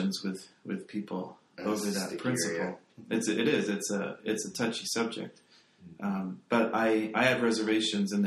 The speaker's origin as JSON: {"language": "English", "region": "England", "country": "United Kingdom", "said": "I come from England"}